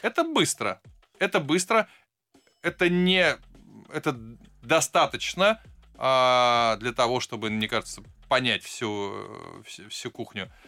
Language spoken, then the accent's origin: Russian; Saint Petersburg, Russia; Как человек, выросший а, в районе под названием Веселый поселок